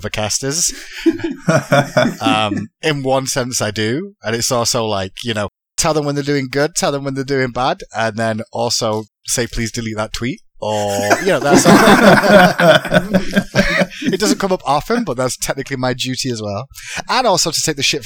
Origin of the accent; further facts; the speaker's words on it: Manchester, North West England, United Kingdom; moved away as an adult; now in United States; I'm from England, Manchester originally. That's why I've got an accent.